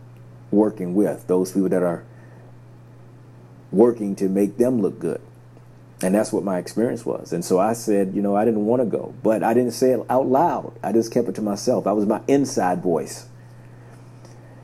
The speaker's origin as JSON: {"language": "English", "area": "a small town outside of Savannah", "region": "Georgia", "country": "United States", "tie": "born or raised there", "said": "I grew up in a small town outside of Savannah, Georgia. So I grew up in the South"}